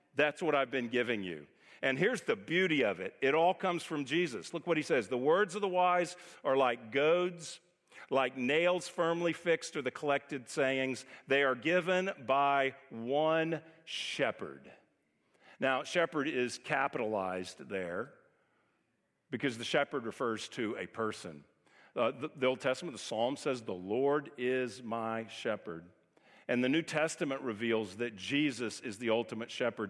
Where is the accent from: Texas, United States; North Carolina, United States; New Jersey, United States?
Texas, United States; moved away as an adult; also born or lived in California; we're from Texas, moved to California. We lived out there almost twenty years, and now we've come back and been here almost twenty years